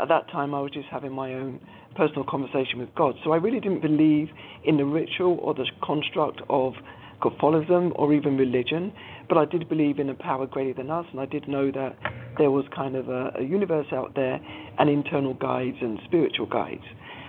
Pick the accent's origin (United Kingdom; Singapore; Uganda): United Kingdom; London; So born and bred in London to two Caribbean parents, father Jamaican, mother St. Lucian, they both migrated to the UK in the 50s or the early 60s.